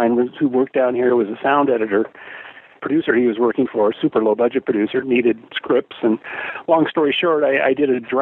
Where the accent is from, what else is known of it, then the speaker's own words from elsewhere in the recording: Portland, Oregon, United States; moved away as an adult; also born or lived in Los Angeles; I grew up in Portland, Oregon, and so in Oregon in the 70s when I was growing up